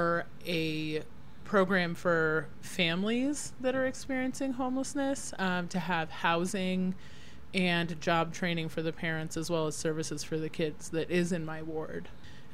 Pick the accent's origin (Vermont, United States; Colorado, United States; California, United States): Colorado, United States; Denver; also born or lived in upstate New York / Aurora, Colorado; I was born at Rose Hospital and grew up in West Denver, and then lived in Colorado most of my life